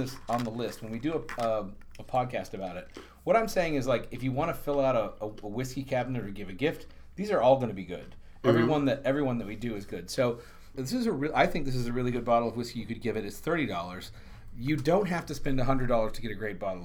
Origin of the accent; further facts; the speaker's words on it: the South, United States; We're both from the South